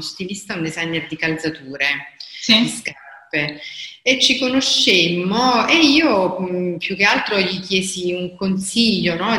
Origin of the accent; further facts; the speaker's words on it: Caserta, Campania, Italy; also born or lived in Bologna / Milan; sono di Caserta e vivo a Caserta